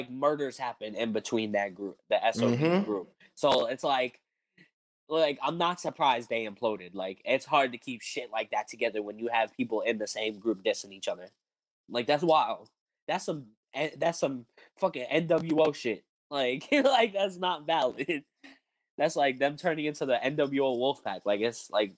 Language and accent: English; East Coast, United States; I'm from the East Coast